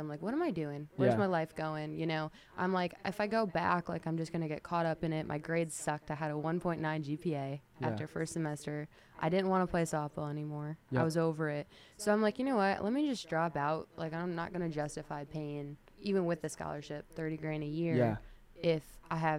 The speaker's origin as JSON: {"language": "English", "area": "Kankakee County", "region": "Illinois", "country": "United States", "tie": "born or raised there", "said": "I grew up in Kankakee County."}